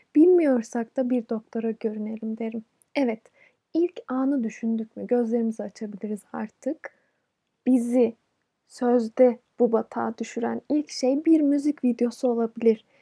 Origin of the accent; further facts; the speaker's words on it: Turkey; Bir Türk olarak